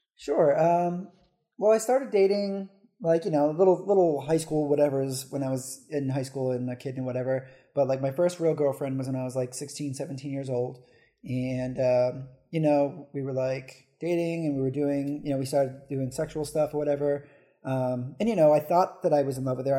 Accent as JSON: {"language": "English", "region": "New Hampshire", "country": "United States", "moved": "as an adult", "lives_now": "Philadelphia, United States", "said": "I'm originally from New Hampshire"}